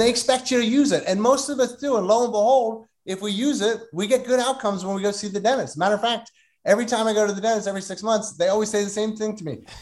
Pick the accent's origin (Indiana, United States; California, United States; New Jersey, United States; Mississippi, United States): New Jersey, United States; Delran; I grew up in a small town called Delran